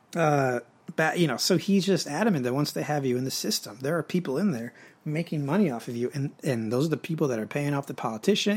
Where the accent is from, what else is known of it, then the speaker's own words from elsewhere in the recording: United States; I am American, but half of me is French Canadian in nature, or no, in origin